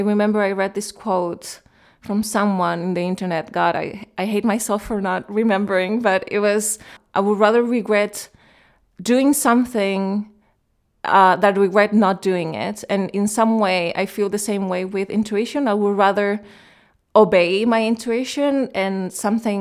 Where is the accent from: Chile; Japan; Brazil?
Chile; moved away as an adult; also born or lived in Germany / Cologne, Germany / Berlin, Germany / London, United Kingdom; now in United Kingdom; I grew up in Chile